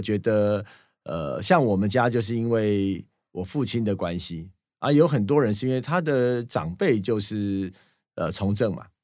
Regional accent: Taipei, Taiwan; 我小时候在台北的西门町长大的

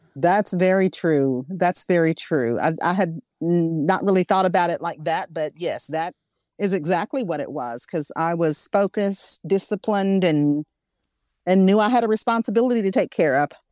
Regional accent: Arkansas, United States; I'm from Arkansas.

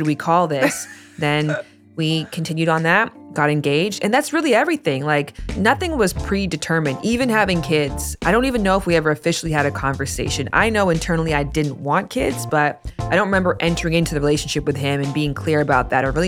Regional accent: Toronto, Ontario, Canada; moved away as an adult; now in Los Angeles, United States; I came to LA from Toronto in 2014.

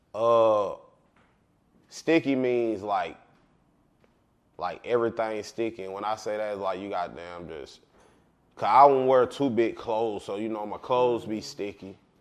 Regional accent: Marietta, Georgia, United States; I'm from Cobb County. But I'm from the heart of Carlton. I'm from, we, they call it Marietta, we call it Marietta

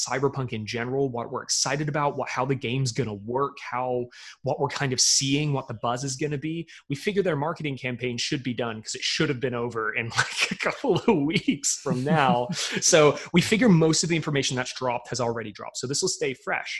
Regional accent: United Kingdom; I'm just, I'm ready to be disappointed because I'm British. You may not know it because I don't sound like it, but my people crave disappointment.

